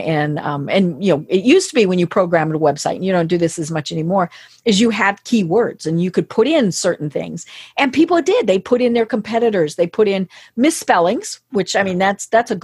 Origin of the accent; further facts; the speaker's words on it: Colorado, United States; I'm from Colorado